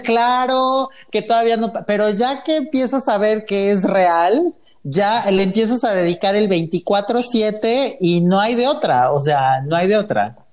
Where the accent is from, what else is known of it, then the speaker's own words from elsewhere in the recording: Puebla, Mexico; now in Mexico City, Mexico; Yo soy de Puebla, llevo ya prácticamente 14 años en México